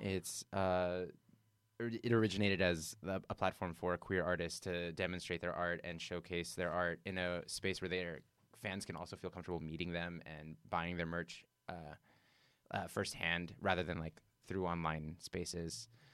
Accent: Southern California, United States; now in New York, United States; I'm from Southern California, indoor flea markets, indoor swap meets, that was just, like, always a thing, it was a part of our culture

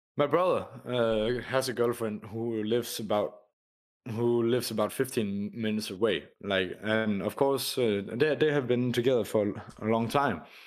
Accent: Denmark; I come from Denmark

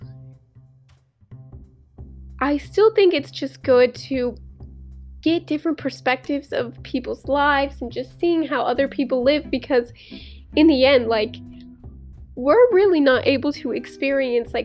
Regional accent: St. Louis, Missouri, United States; moved away as an adult; now in Mississippi, United States; I'm from St. Louis

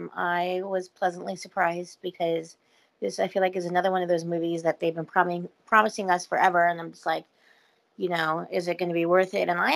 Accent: Simi Valley, California, United States; moved away; my hometown of Simi Valley

